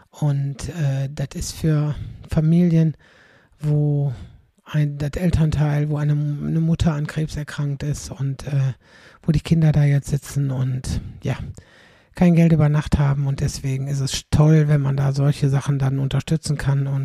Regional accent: Aldekerk, North Rhine-Westphalia, Germany; In Wachtendonk, das ist knapp neben meiner Heimat in Aldekerk.

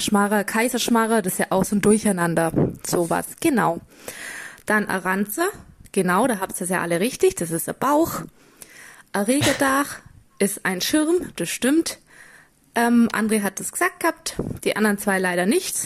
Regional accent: near Füssen, Bavaria, Germany; accent: Bavarian (mix of Allgäu, Austrian and Upper Bavarian); Also gebürtig komme ich aus der Nähe, ziemlich nah an der Grenze zu Österreich, also in der Nähe von Füssen, falls das jemand kennen sollte. Ähm, und da eben kommt auch der Dialekt her.

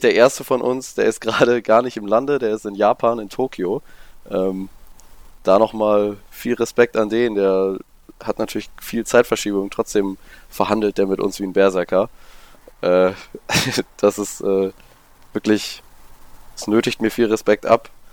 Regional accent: Cuxhaven, Lower Saxony, Germany; ich komme aus Cuxhaven. Das ist ein Stück weiter nördlich noch.

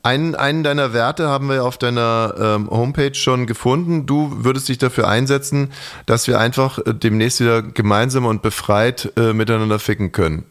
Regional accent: Bavaria, Germany; also ich komme aus Bayern

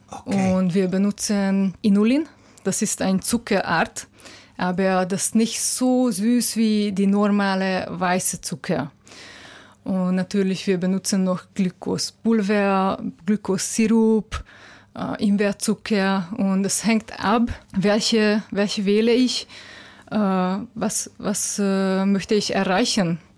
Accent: Budapest, Hungary; German is a second language; Ja äh, ich komme aus Budapest.

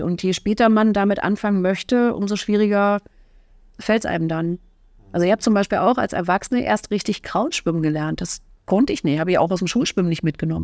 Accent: Fürstenwalde, Brandenburg, Germany; moved away as an adult; also born or lived in Bad Saarow; now in Oranienburg, Germany; in Bad Sau geboren und schon immer in Fürstenwalde, also fast schon immer da geboren

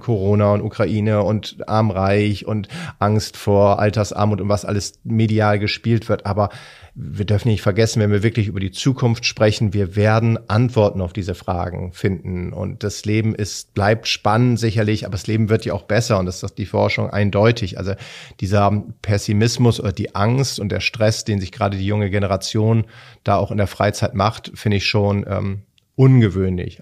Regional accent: Hamburg, Germany; als Hamburger

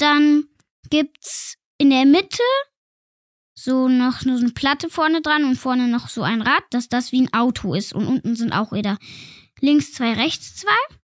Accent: Feldkirch, Vorarlberg, Austria; Ich wurde in Feldkirch geboren, das ist in Österreich

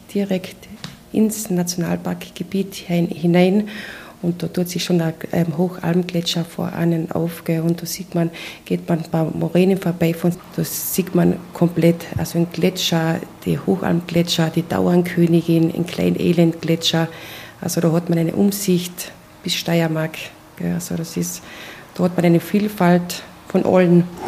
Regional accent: Graubünden, Switzerland; also born or lived in Maltatal, Carinthia; now in Malta, Austria; gebürtige Bündnerin

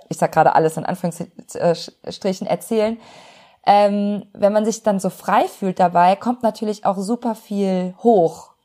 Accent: Cologne, North Rhine-Westphalia, Germany; als Kölsche Frohnatur

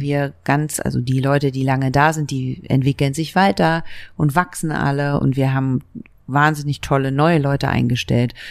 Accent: Berlin, Germany; born or raised there; also born or lived in Leipzig

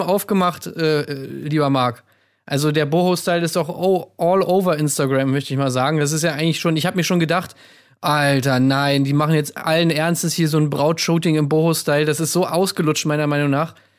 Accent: East Germany, Germany; Ich bin ja selber aus dem Osten

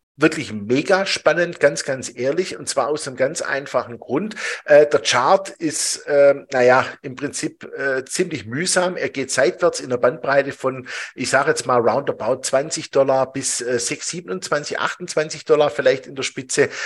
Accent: Switzerland; bei uns in der Schweiz

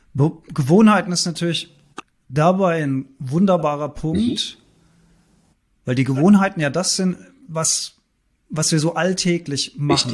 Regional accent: Germany; bei uns in Deutschland

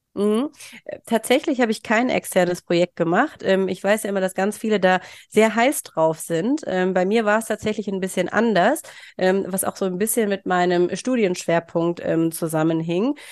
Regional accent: Mönchengladbach, North Rhine-Westphalia, Germany; moved away as an adult; also born or lived in Bielefeld; komme gebürtig aus Mönchengladbach und bin inzwischen auch wieder ähm, dorthin zurückgezogen

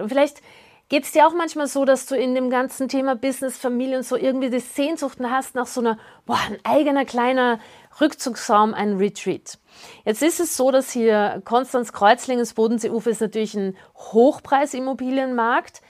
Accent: Austria; ich bin ja Österreicherin

